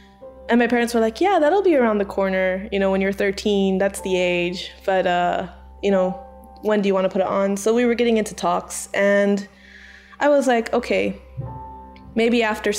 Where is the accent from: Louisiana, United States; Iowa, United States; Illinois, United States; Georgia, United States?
Iowa, United States; born there; also born or lived in Malaysia / Kuwait; I'm American Malaysian. I was born in Iowa. We moved to Malaysia. I did preschool in Malaysia and then we moved to Kuwait.